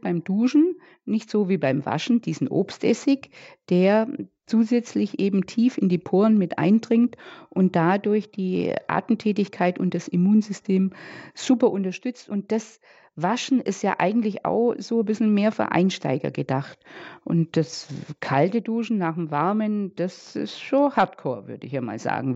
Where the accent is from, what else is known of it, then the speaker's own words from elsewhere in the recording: Bad Wörishofen, Bavaria, Germany; bei uns in Bad Würreshofen